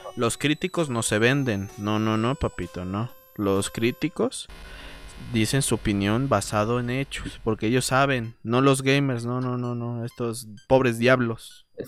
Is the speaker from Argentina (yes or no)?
no; Mexico; Mi pueblo mexicano